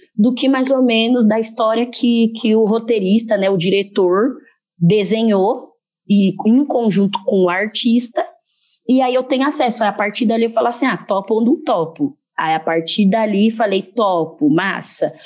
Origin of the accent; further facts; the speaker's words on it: Brazil; Eu nasci no Brasil